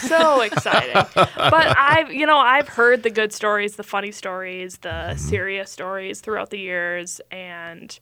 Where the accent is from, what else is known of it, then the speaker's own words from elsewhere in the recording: Elk River, Minnesota, United States; also born or lived in Ramsey, Minnesota; suburbs. So I grew up in Elk River